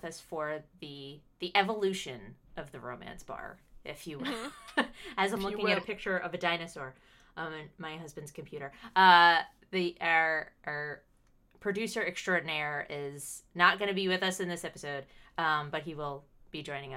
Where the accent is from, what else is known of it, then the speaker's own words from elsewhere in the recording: United States; accent: American; I am the American voice in your ear